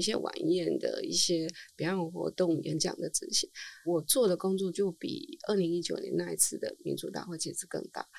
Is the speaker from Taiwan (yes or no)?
yes; Taiwan; first language Chinese; 我们台湾人